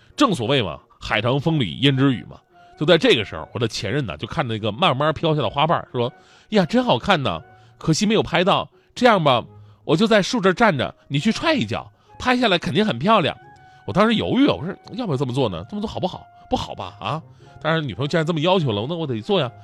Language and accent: Chinese; Changchun, Jilin, China; moved away as an adult; now in Beijing, China; 我出生在吉林长春，我是长春人